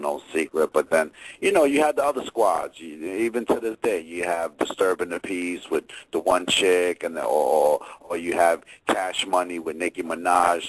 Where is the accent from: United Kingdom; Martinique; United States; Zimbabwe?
United States; New Jersey; also born or lived in Virginia; I'm from Jersey